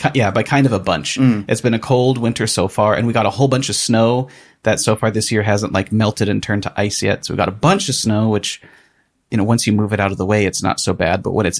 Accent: Southern California, United States; moved away as an adult; now in Oslo, Norway; we are from Southern California.

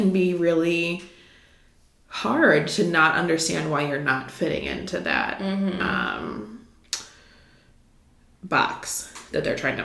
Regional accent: Midwest, United States; I'm from the Midwest

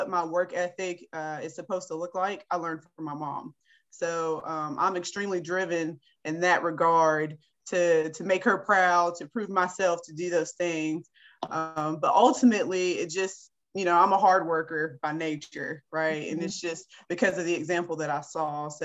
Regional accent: Beckley, West Virginia, United States; I'm a West Virginia native. I was born right here in this great state. I was born in Beckley, West Virginia

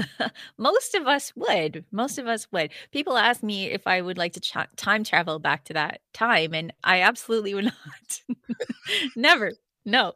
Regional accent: Canada; I'm a Canadian

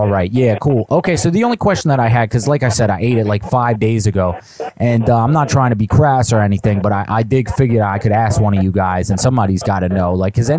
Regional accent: New Jersey, United States; Listen, I'm from New Jersey, man. I haven't had a pizza like that in years being up here.

